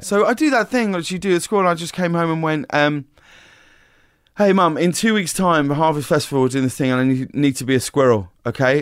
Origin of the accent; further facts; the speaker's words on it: High Wycombe, South East England, United Kingdom; moved away; I grew up in a very small town called High Wycombe